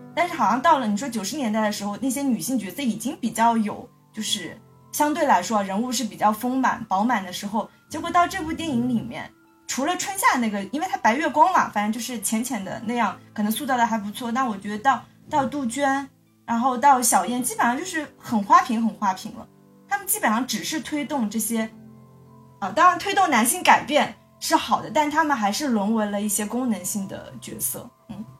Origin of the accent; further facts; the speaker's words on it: China; 香港电影对我们大陆人